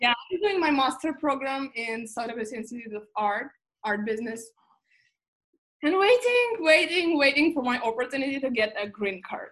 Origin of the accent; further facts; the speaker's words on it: Moscow, Russia; also born or lived in Geneva, Switzerland / Madrid, Spain / United Kingdom; now in Los Angeles, United States; I was born and raised in Moscow